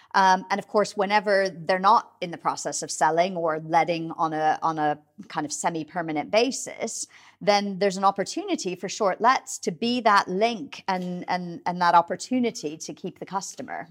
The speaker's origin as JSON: {"language": "English", "country": "United States", "moved": "yes", "lives_now": "United Kingdom", "said": "I mean, you can probably hear from my accent. I'm originally from the U S"}